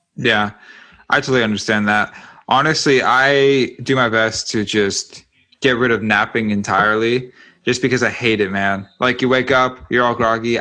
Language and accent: English; California, United States; now in Texas, United States; I'm originally from California